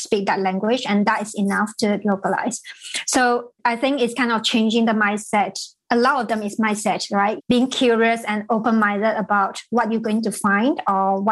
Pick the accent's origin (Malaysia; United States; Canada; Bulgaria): Malaysia; moved away; I was in Malaysia, so I'm from Malaysia originally